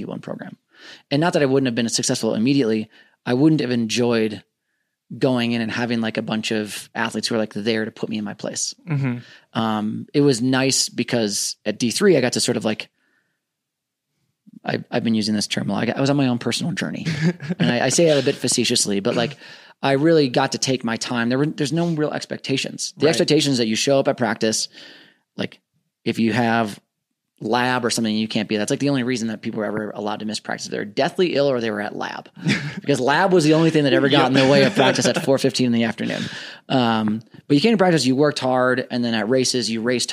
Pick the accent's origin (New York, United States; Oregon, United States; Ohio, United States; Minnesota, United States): Minnesota, United States; moved away as an adult; also born or lived in Southern California; I grew up in Minnesota